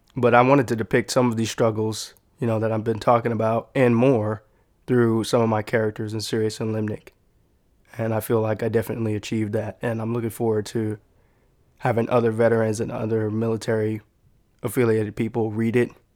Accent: San Antonio, Texas, United States; growing up in San Antonio

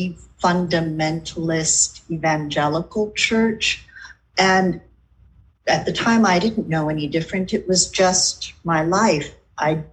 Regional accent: San Diego, California, United States; moved away; also born or lived in New York / Oakland, California / Berkeley, California; I was born in California, Southern California, in San Diego, about now it is 63 years ago

